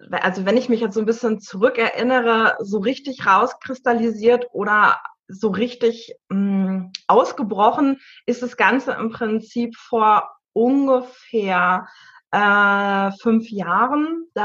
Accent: North Rhine-Westphalia, Germany; 35 Jahre alt. Ich komme aus dem Sauerland

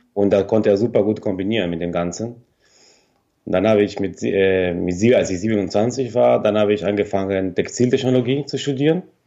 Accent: Argentina; German is a second language; moved away as an adult; also born or lived in Minden, Germany; now in near Cologne, Germany; Ich bin hier in, Deut in Deutschland geboren, in Minden. Mhm. Und äh, so meine Mutter ist Deutsche und mein Vater ist Argentinier. Und äh, ja, bin hier geboren und äh, als ich ein Jahr alt war, ist meine Familie nach Argentinien ausgewandert. Und dann bin ich hier, seit ich 19 bin

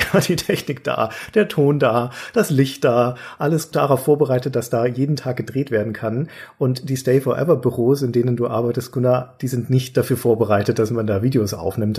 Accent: Nuremberg, Bavaria, Germany; ich liebe meine Heimatstadt

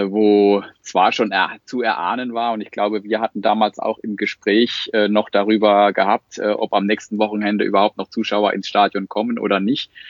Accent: Sandhausen, Baden-Württemberg, Germany; Äh, ich bin, äh, ich wohne in Sandhausen, komme aus Sandhausen.

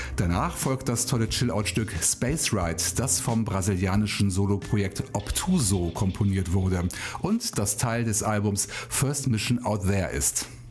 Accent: Rhineland, Germany; born or raised there

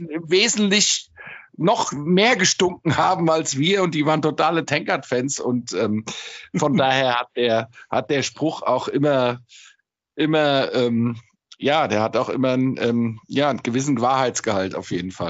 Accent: Frankfurt, Hesse, Germany; Ich bin echter Frankfurter

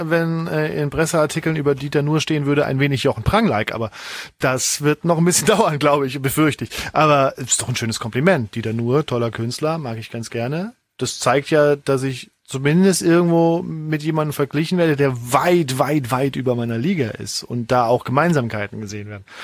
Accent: Saarbrücken, Saarland, Germany; so ein Rockclub in Saarbrücken, wo ich herkomme

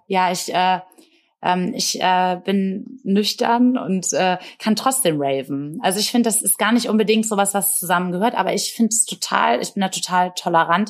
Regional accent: Bremen, Germany; in meiner Heimatstadt in Bremen

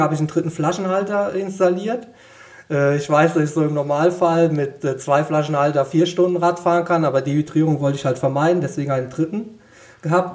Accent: Westerwald, Rhineland-Palatinate, Germany; ich komme aus dem Westerwald, bin heimatverbunden

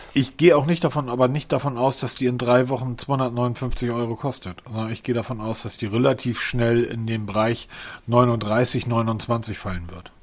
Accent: Hamburg, Germany; Als Hamburger

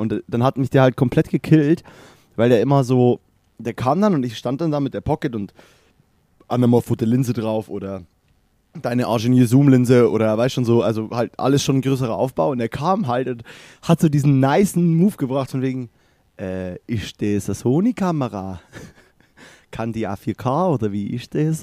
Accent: Germany; so als Deutscher

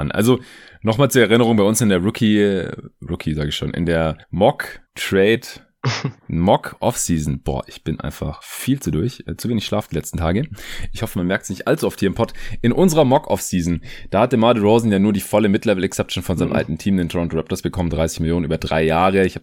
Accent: Stuttgart, Baden-Württemberg, Germany; Ich habe jetzt hier, wo ich gerade in Stuttgart bin, in meiner alten Heimat

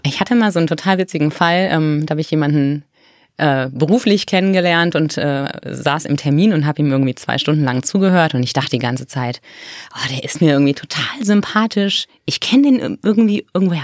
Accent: North Rhine-Westphalia, Germany; born or raised there; moved away

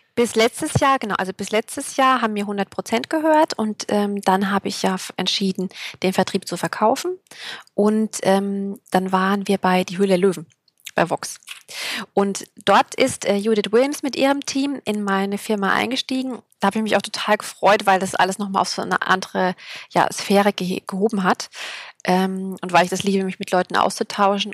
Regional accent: Thuringia, Germany; now in Berlin, Germany; ich komme aus Berlin, beziehungsweise lebe hier. Kommen tue ich aus Thüringen

